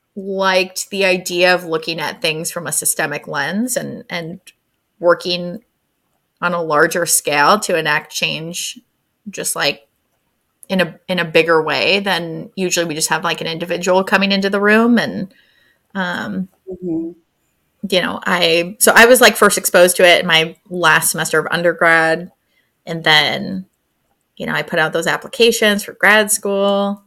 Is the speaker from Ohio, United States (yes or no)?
no; Syracuse, New York, United States; moved away as an adult; also born or lived in San Diego / Florida; now in New Hampshire, United States; I am originally from, I call it Central New York. People call it upstate New York, but uh, I'm from Syracuse. I'm currently in New Hampshire.